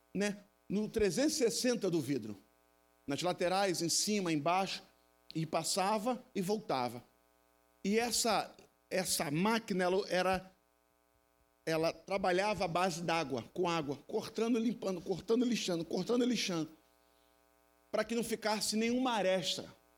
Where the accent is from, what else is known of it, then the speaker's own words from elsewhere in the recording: Rio de Janeiro, Brazil; eu sou cria aqui do Manguim. Nascido e criado aqui na favelinha, frente ao rio Fariatimbó